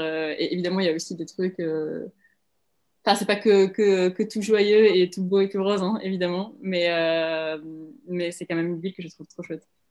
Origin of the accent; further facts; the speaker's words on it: Prague, Czechia; now in France; je viens de Prague